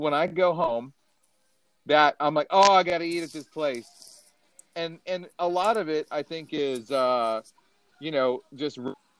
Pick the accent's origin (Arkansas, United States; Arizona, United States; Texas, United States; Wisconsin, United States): Texas, United States; Dallas-Fort Worth area; moved away; where I grew up in the Dallas-Fort Worth area